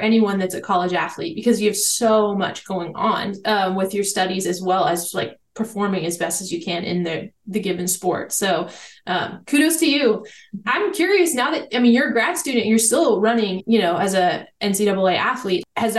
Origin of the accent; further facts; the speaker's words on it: United States; moved away; also born or lived in York, Pennsylvania; I'm kind of from Maryland/Pennsylvania and York is right there on the Mason-Dixon line.